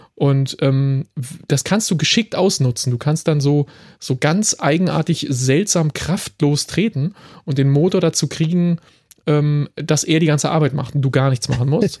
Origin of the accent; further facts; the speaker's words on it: Berlin, Germany; now in Frankfurt, Germany; obwohl ich aus Berlin bin